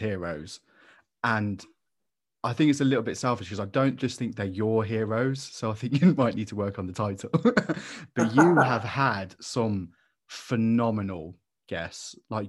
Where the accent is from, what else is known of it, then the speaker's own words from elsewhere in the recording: Coventry, West Midlands, United Kingdom; I'm from Coventry